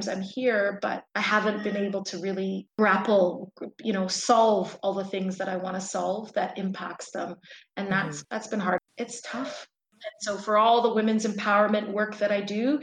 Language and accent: English; Toronto, Ontario, Canada; first language English; I was born and raised in Toronto